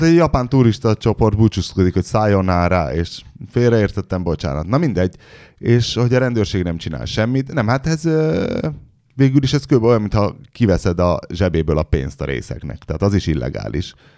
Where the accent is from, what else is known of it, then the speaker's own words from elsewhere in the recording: Hungary; magyar vagyok, magyarnak születtem.